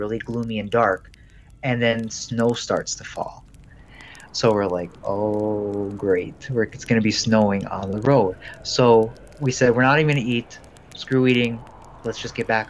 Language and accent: English; Detroit, Michigan, United States; moved away; We're originally from Detroit